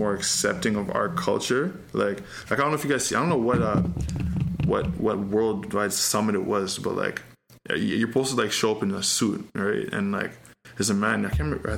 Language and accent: English; Pickering, Ontario, Canada; I'm from Pickering